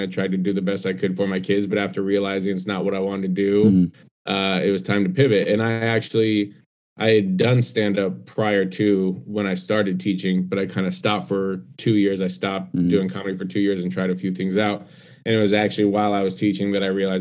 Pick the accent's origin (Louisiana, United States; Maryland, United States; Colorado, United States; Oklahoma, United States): Colorado, United States; Denver; moved away as an adult; also born or lived in Atlanta; now in New York, United States; I was born and raised in Denver.